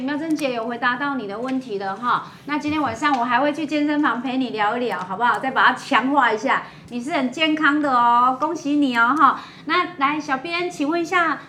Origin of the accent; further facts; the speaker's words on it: Taiwan; 我们台湾人